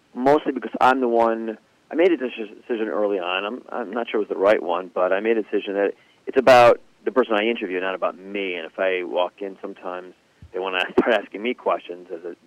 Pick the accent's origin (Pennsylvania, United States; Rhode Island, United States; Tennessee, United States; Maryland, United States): Rhode Island, United States; Providence; I grew up modern Orthodox in Providence, Rhode Island